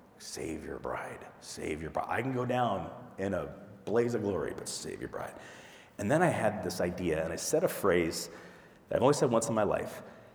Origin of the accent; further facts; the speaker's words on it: Midwest, United States; moved away; also born or lived in the desert (US Southwest); born in the Midwest before I moved to the desert